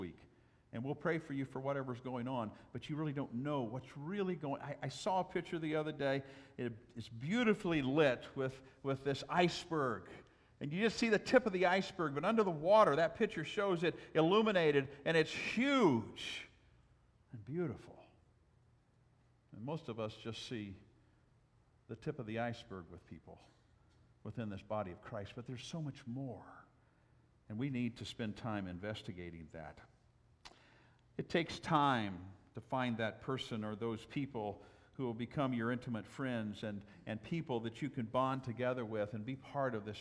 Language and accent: English; Southwest, United States; moved away; I'm from the Southwest